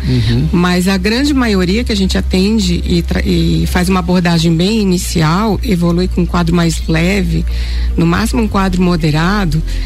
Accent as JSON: {"language": "Portuguese", "region": "Pará", "country": "Brazil", "tie": "born or raised there", "said": "Eu sou da terra da malária, né, gente? Eu nasci no Pará."}